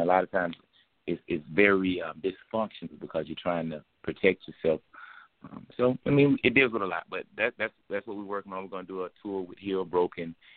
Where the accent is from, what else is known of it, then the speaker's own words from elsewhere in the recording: Decatur, Georgia, United States; we're gonna hit my hometown, Decatur, the deck. You know what I'm saying? Atlanta, Georgia